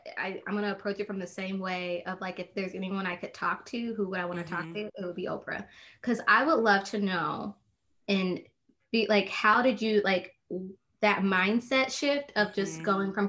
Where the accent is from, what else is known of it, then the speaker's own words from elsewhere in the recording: Indianapolis, Indiana, United States; moved away as an adult; now in Northeast Ohio, United States; I was born and raised in Indianapolis, Indiana. Mm-hmm. And when I got married almost 5 years ago, that's what brought us here to Northeast Ohio.